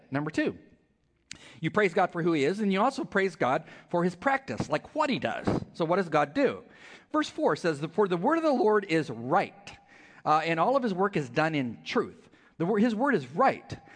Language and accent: English; California, United States; I'm from California, she's from California. So we connected immediately